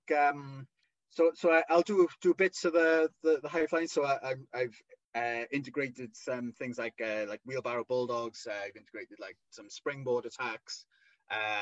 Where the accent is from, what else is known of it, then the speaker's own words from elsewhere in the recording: Wales, United Kingdom; accent: thick Welsh; my thick Welsh accent